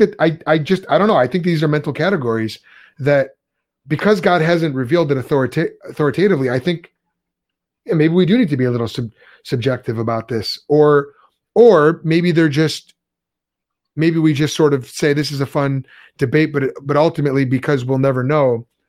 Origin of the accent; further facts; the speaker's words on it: Chicago, Illinois, United States; we're from Chicago.